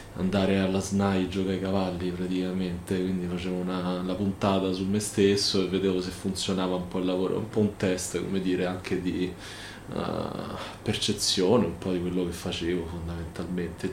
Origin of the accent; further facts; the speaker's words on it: Rome, Lazio, Italy; also born or lived in Venice; sono un romano perché sono un romano di nascita, amo la mia città